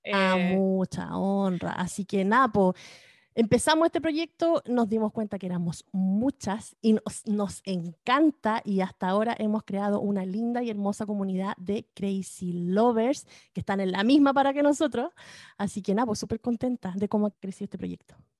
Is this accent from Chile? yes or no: yes; Chile; now in California, United States; somos dos chilenas que vivimos acá en California